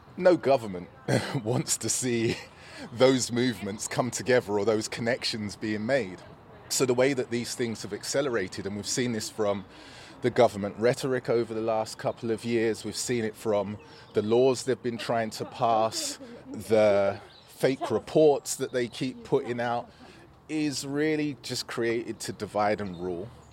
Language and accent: English; London, United Kingdom; I grew up in Newham, and I grew up in Newham seventies and eighties